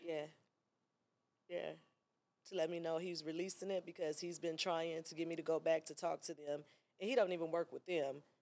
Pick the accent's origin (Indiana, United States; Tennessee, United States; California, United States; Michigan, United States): Tennessee, United States; Memphis; moved away as an adult; now in Atlanta, United States; I'm from Memphis, girl. I was hot there